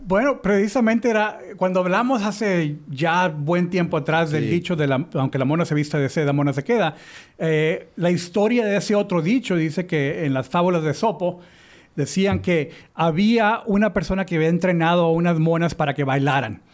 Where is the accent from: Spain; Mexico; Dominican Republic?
Mexico; le decimos en México